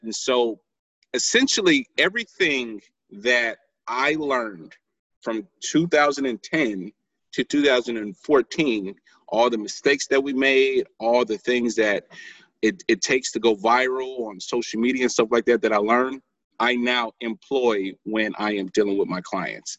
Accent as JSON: {"language": "English", "town": "St. Louis", "region": "Missouri", "country": "United States", "said": "I'm from St. Louis, Missouri"}